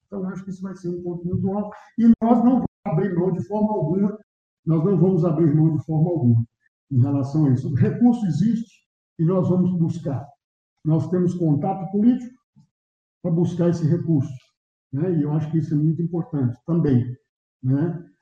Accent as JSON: {"language": "Portuguese", "town": "Coromandel", "region": "Minas Gerais", "country": "Brazil", "tie": "born or raised there", "said": "eu nasci ali na Rua do Sapo, na primeira rua ali, é, para baixo da Igreja Santana ali"}